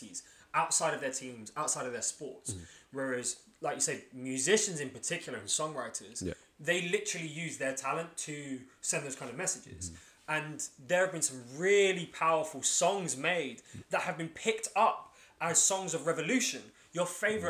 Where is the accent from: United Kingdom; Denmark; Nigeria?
United Kingdom; London; I'm from Lewisham.